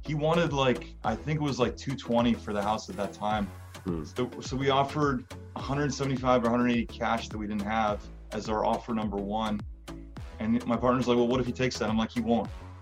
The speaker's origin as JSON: {"language": "English", "town": "Seattle", "region": "Washington", "country": "United States", "tie": "born or raised there", "also_born_or_lived": "Illinois", "moved": "as an adult", "lives_now": "Washington, D.C., United States", "said": "I grew up in Seattle, Washington, home of Amazon headquarter"}